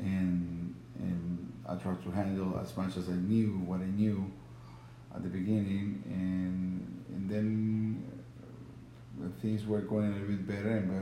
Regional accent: Venezuela; moved away; I come from Venezuela, which we have problems there

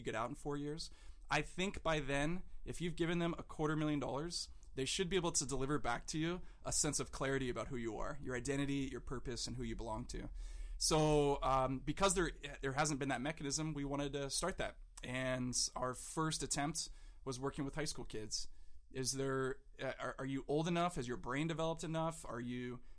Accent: South Orange County, California, United States; now in San Diego, United States; Was born and raised in South Orange County

